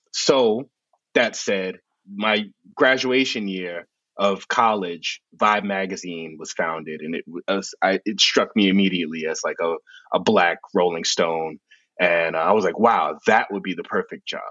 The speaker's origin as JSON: {"language": "English", "town": "New York City", "region": "New York", "country": "United States", "tie": "born or raised there", "said": "I grew up in the South Bronx"}